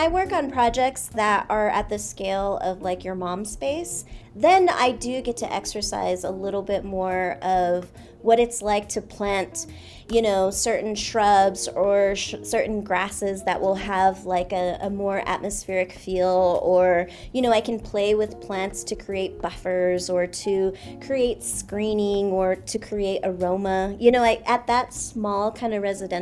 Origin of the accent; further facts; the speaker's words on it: Laguna Pueblo, New Mexico, United States; my mom is Pueblo. So we're from Laguna Pueblo, which is about 40 miles west of Albuquerque